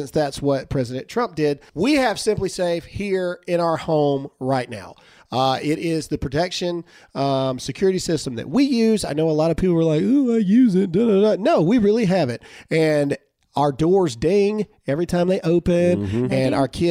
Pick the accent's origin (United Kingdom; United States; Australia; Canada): United States; Mississippi; I was from Mississippi.